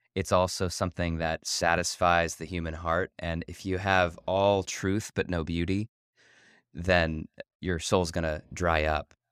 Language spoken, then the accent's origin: English; Ohio, United States; now in Chicago, United States; I grew up in Ohio